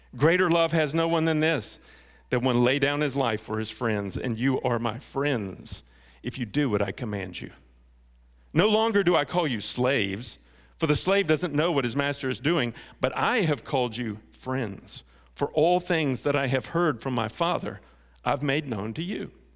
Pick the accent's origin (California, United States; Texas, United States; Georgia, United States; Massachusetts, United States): Texas, United States; North; I grew up in North Texas